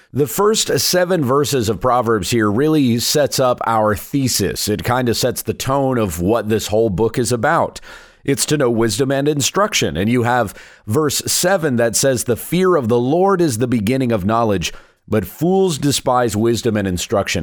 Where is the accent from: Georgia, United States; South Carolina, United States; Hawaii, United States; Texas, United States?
South Carolina, United States; moved away; I'm a Southern boy at heart. I was born in South Carolina.